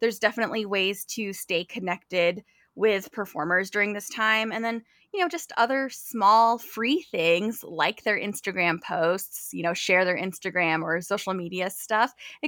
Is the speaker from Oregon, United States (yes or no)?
no; California, United States; At heart, I am a California girl. I'm originally from California. And so I'm a Midwest transplant.